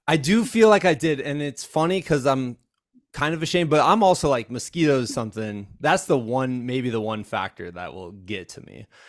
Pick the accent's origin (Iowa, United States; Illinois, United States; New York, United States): Iowa, United States; moved away; I'm from Iowa originally